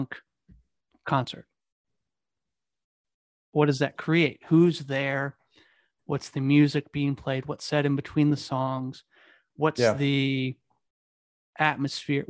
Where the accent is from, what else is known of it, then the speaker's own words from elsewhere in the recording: Kansas City, Missouri, United States; I'm from Kansas City. I live in Missouri.